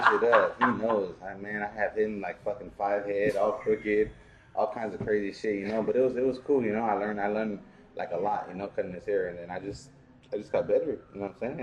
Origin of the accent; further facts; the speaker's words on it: San Diego, California, United States; I'm from San Diego